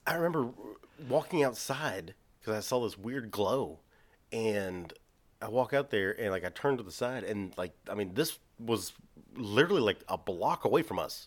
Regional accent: Texas, United States; we're from Texas

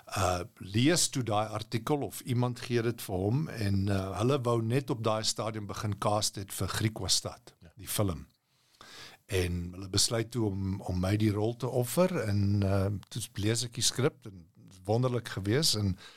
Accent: South Africa; moved away as an adult; now in United States; ek as 'n Afrikaner

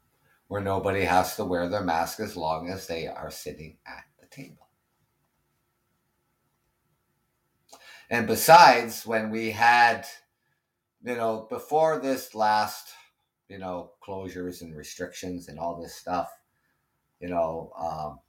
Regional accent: Ontario, Canada; I'm from Ontario, Canada

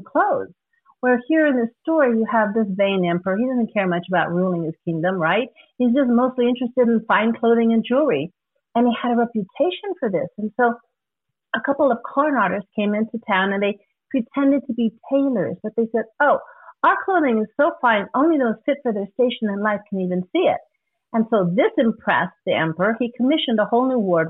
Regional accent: Guam; moved away; also born or lived in Hawaii; I'm originally from Guam.

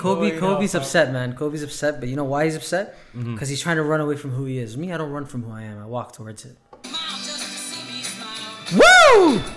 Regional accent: Canada; we're Canadian and polite

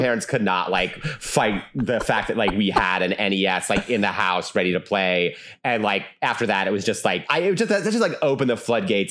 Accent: Albany, New York, United States; I'm from the Albany area

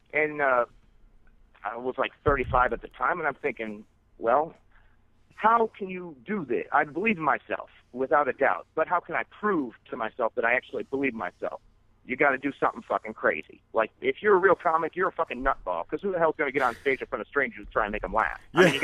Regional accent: Chicago, Illinois, United States; also born or lived in Florida; I'm born and raised in Chicago, went to Florida for a number of years

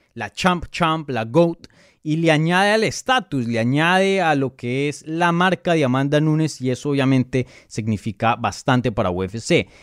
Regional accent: Colombia; first language Spanish; yo soy colombiano, mi primer idioma es el español.

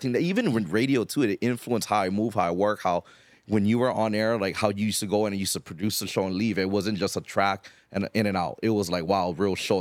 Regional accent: Hawaii, United States; growing up in Hawaii, you kinda grew up with the, with the hip hop stuff

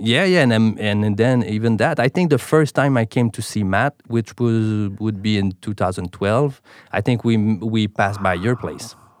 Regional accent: Montreal, Quebec, Canada; first language French; English is a second language; I'm from Montreal, so, uh, that's why the accent, my main, my, uh, main language is, uh, French

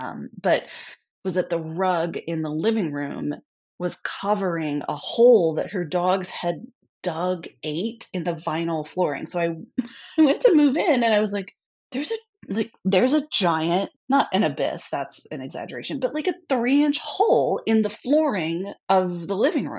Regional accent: Midwest, United States; And I came from the Midwest.

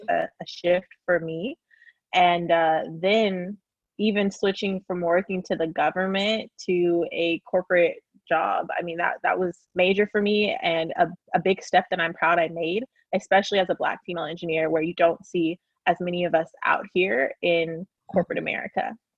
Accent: Lawton, Oklahoma, United States; moved away as an adult; now in Houston, United States; I grew up in a small town known uh, called Lawton, Oklahoma

